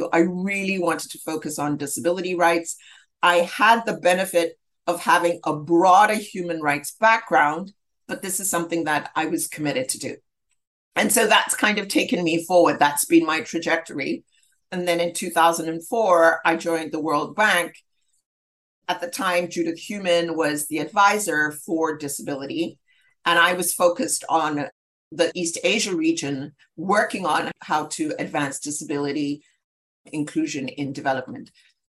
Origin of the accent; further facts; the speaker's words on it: Zambia; And so I grew up in Zambia and was at a very early age aware of the ills of apartheid and discrimination.